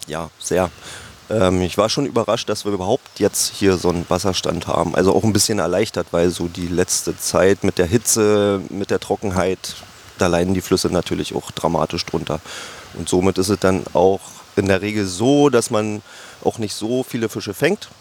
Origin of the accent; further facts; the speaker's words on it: Altmark, Saxony-Anhalt, Germany; Ich komme auch hier aus der Altmark. Also die Altmark ist ja hier nicht weit weg. Wir sind ja so ziemlich an der Grenze. Bin hier auch groß geworden